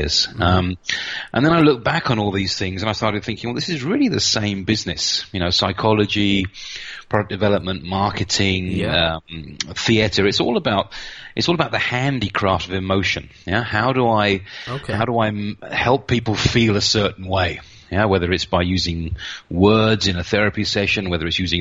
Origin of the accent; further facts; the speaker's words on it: United Kingdom; moved away as an adult; also born or lived in Reading; now in Nuremberg, Germany; I'm a British guy. I moved down here about 24 years ago now, so I'm pretty Central European now